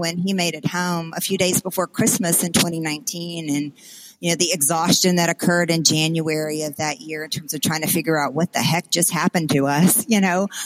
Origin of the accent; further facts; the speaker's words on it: South Louisiana, United States; growing up in South Louisiana in a very, very small town